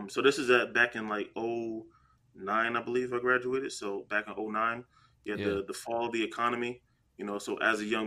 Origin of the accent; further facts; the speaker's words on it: New Jersey, United States; I'm from Jersey